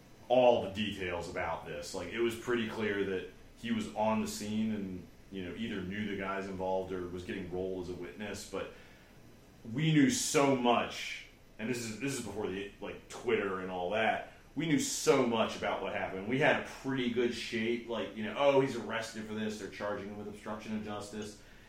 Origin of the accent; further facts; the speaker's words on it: United States; And that is what is very bizarre to me as an American.